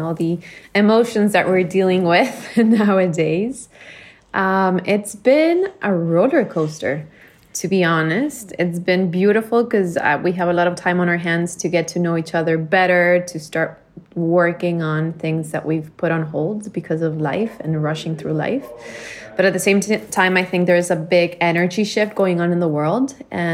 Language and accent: English; Bolivia; moved away as an adult; now in Miami, United States; I was born and raised in Bolivia. I lived there until I was 18, and then I moved to the U.S. for college, and I've been living in Miami for